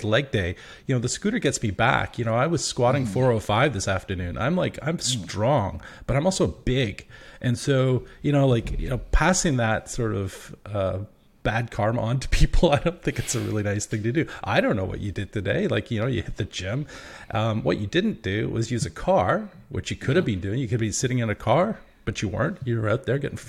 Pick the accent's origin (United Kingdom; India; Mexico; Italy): United Kingdom; England; now in Victoria, Canada; I'm from the UK originally. I'm from England